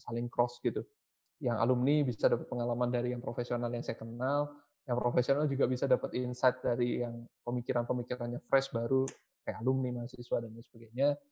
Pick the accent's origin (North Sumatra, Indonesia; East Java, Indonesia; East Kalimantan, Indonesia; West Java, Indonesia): East Java, Indonesia; Surabaya; berkuliah di kota saya di Surabaya